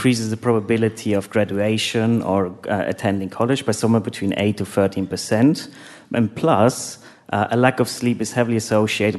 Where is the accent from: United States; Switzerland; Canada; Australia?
Switzerland; now in London, United Kingdom; I live in London, but originally I'm from Switzerland